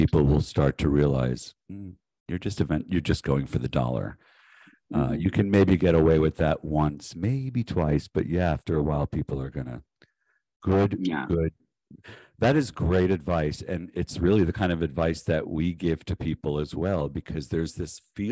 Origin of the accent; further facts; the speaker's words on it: North Miami Beach, Florida, United States; now in San Diego, United States; I was born and raised in Miami, North Miami Beach